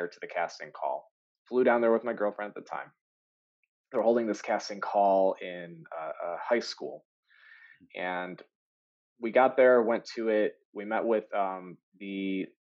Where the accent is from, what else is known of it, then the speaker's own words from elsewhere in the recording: Michigan, United States; I'm from Michigan